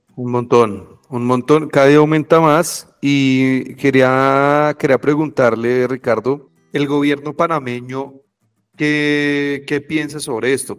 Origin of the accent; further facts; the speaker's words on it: Colombia; por ser colombiano